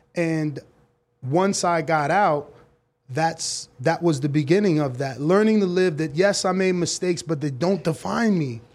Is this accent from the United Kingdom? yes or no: no; United States; I was born here in America, but both of my parents are from the Dominican Republic